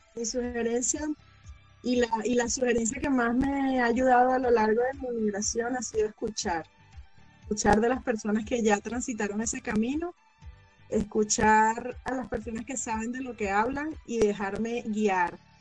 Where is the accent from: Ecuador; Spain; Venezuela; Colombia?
Venezuela; moved away as an adult; now in United States; yo emigré en el año 2016 desde Venezuela